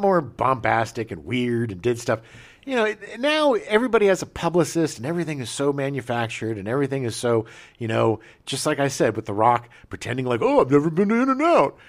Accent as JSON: {"language": "English", "region": "Texas", "country": "United States", "said": "we're from Texas"}